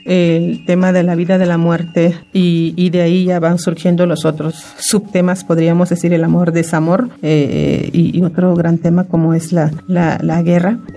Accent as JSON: {"language": "Spanish", "country": "Mexico", "first_language": "Maya", "second_language": "Spanish", "said": "castellana, la lengua castellana la empecé a, a, oír, a aprender en la primaria, en la primaria y entonces pues mi lengua nativa es el maya"}